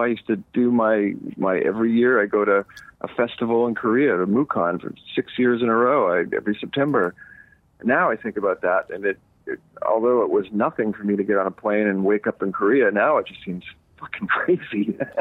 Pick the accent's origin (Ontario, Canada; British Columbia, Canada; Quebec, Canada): Quebec, Canada; Montreal; moved away as an adult; now in Los Angeles, United States; growing up in Eastern Canada, I grew up camping